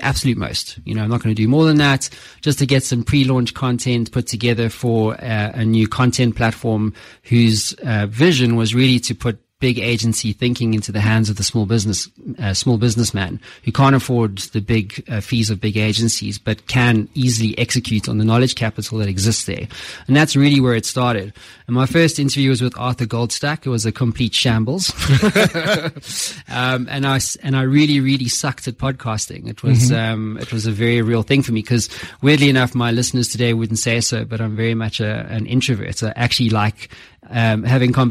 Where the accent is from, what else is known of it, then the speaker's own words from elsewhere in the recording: Cape Town, Western Cape, South Africa; moved away as an adult; also born or lived in London; now in Johannesburg, South Africa; I was born in Cape Town, and then I pretty much lived overseas for the better part of 12 years